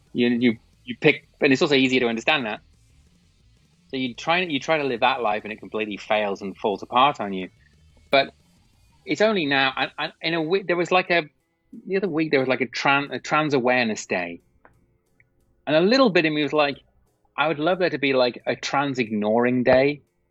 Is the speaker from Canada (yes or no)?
no; England, United Kingdom; I'm from England, obviously. So I did lots of work in the UK